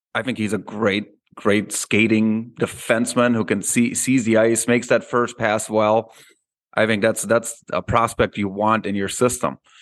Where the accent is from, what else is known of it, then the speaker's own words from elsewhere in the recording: Austria; moved away; when I grew up in Austria